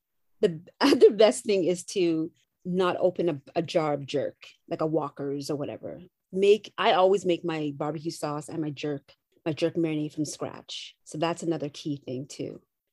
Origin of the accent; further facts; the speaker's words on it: Canada; I'm Canadian.